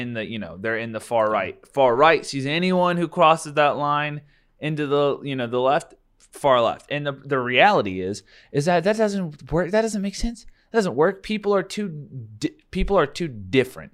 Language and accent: English; United States; proud of being American